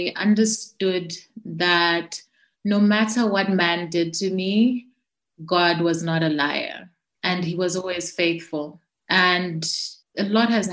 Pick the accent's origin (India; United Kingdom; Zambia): Zambia; I'm from Zambia, right? So I'm from Africa